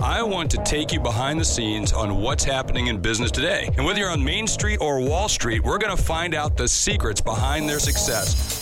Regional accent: South Dakota, United States; I come from South Dakota, so yep. I'm in the middle of, of hunting country.

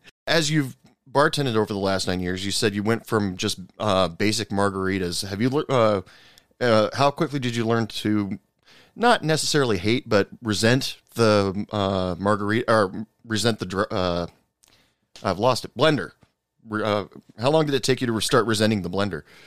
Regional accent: Oregon, United States; moved away as an adult; now in West Texas, United States; I live in West Texas, and I thought it was the weather schizophrenic out here because I'm originally from Oregon and moved okay. out, uh, moved down to Texas for work uh, about 10 years ago

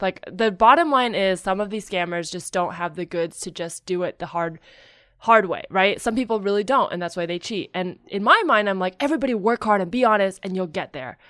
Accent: Silicon Valley / the Bay Area, California, United States; I grew up up there.

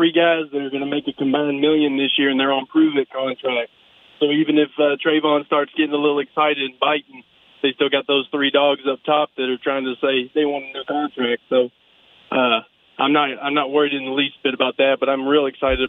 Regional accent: Port Neches, Texas, United States; Port Neches, Texas.

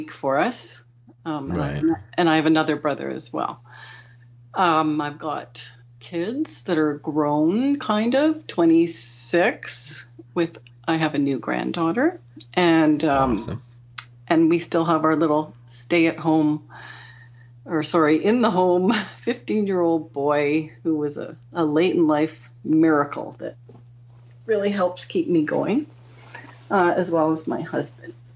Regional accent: Calgary, Alberta, Canada; moved away as an adult; also born or lived in Toronto area, Ontario; now in Ottawa, Canada; I was born in the Toronto area, and I was raised in Calgary, Alberta

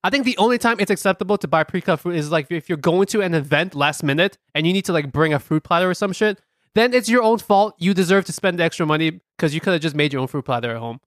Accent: New York City, New York, United States; we're very happy being American, proud Americans, proud New Yorkers

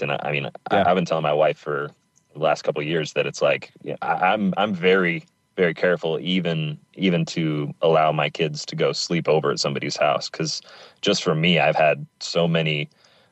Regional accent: Pacific Northwest, United States; I grew up in the Pacific Northwest and lived here all my life

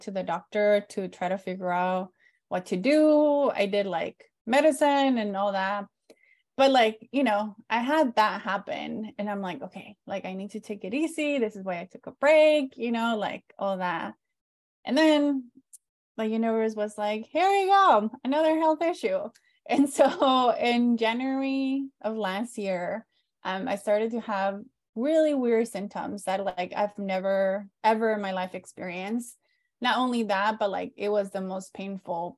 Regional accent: San Diego, California, United States; also born or lived in Mexico; I was born in Mexico, lived in border town cities, both in Mexico, and then when we moved to San Diego, we lived in San Diego County, grew up undocumented

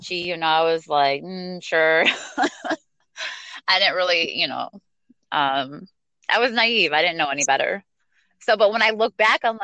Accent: St. Clair Shores, Michigan, United States; also born or lived in Detroit; I was actually born in Detroit at one of the hospitals, and so raised in St. Clair Shores and grew up in the suburbs

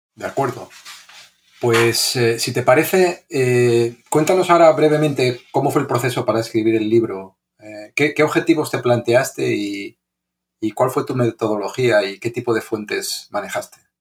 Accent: Spain; somos los dos gachupines

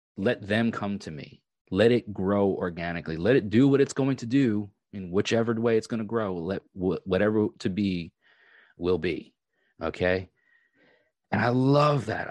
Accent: Long Island, New York, United States; moved away; I am actually from Long Island.

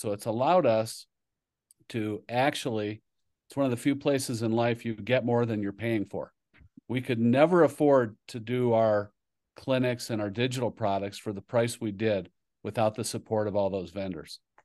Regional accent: Kingsford, Michigan, United States; moved away as an adult; also born or lived in New Jersey; the Upper Peninsula, Michigan, a town called Iron Mountain, actually Kingsford, Michigan. And so that's where I grew up

